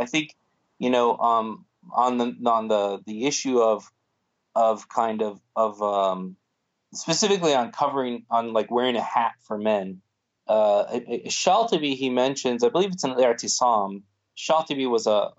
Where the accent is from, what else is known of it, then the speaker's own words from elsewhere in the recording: Florida, United States; I always used to joke because I grew up in Florida, I always used to joke that I was going to go and start a masjid on the beach